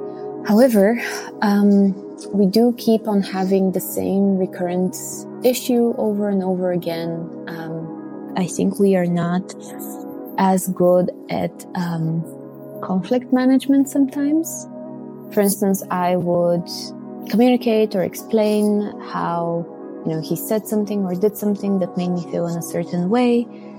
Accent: Bulgaria; English is a second language; now in Belgium; I'm originally from Bulgaria and I'm currently living in Belgium.

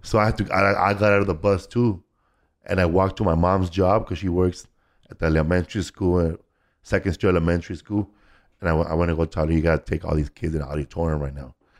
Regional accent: Los Angeles, California, United States; I grew up in Boyle Heights

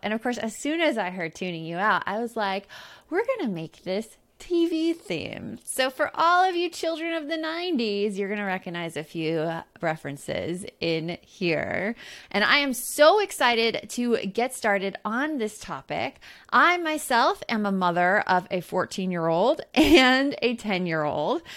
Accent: Tucson, Arizona, United States; growing up in Tucson, Arizona.

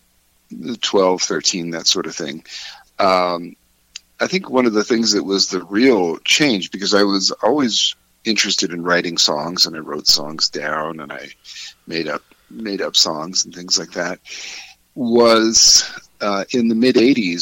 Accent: central Pennsylvania, United States; also born or lived in Philadelphia / New York City; now in Colorado, United States; I grew up in Pennsylvania, central Pennsylvania, as a child, and then lived in Philadelphia for many years, and then New York City before coming out here to Colorado

